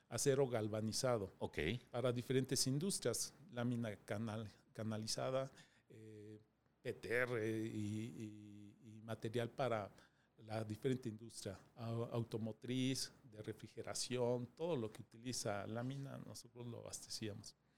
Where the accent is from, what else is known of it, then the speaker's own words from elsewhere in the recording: Mexico City, Mexico; Nací en eh, Distrito Federal, soy de la Ramos Millán